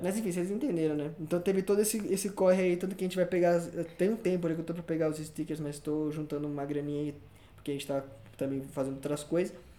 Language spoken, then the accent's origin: Portuguese; São Paulo, Brazil; nasci em São Paulo, depois morei no interior de São Paulo, depois morei na, na pertinho do, do nosso ídolo, Rogério Ceni.